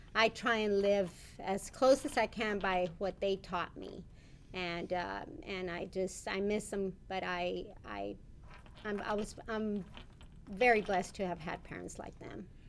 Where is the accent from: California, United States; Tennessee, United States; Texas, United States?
Texas, United States; Rio Grande City; also born or lived in McAllen, Texas; I was raised in Rio Grande City, Texas